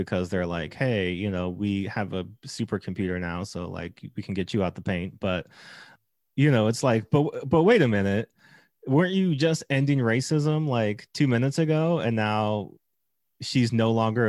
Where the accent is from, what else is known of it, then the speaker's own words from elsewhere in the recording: New York, United States; And I grew up in Brooklyn. I walked to school with people of all shapes, sizes, and colors.